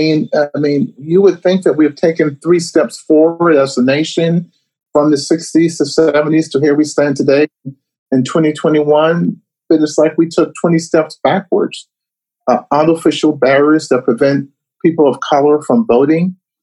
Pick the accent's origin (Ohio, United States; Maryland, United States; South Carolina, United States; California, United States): South Carolina, United States; Charleston; born or raised there